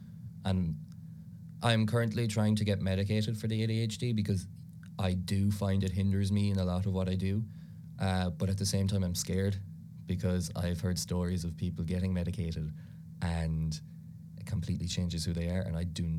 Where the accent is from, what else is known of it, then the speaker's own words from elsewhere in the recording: Ireland; first language Irish; English is a second language; Irish is a huge part of my life, I suppose. You know, it was my first language. Grew up with it the whole time, you know, went to all Irish schools, did Irish in college for 3 years.